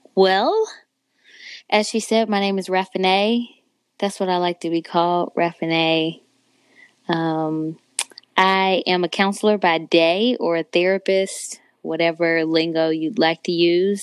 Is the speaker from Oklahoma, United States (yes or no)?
no; San Antonio, Texas, United States; also born or lived in Chicago, Illinois / Indianapolis, Indiana; now in Dallas, United States; I was born in Chicago, but I was raised in Texas, San Antonio, Texas, to be specific.